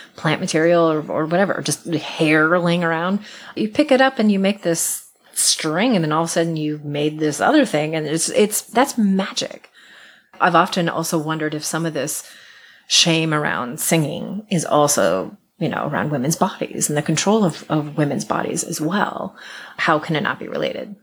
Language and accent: English; Iowa, United States; I grew up in Iowa in a horrible, tiny industrial farming town